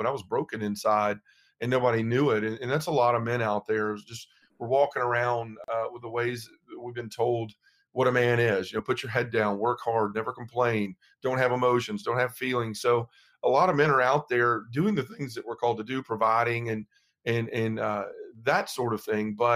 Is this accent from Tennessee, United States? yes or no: yes; Memphis, Tennessee, United States; I'm from Memphis, Tennessee